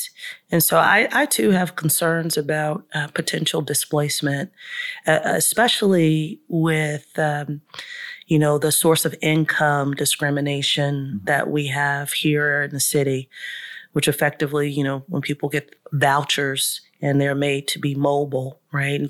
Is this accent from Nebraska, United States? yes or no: no; Charlotte, North Carolina, United States; we grew up in Southside and spent a little bit of time in Brook Hill, which is right across the street from Southside, subsidized housing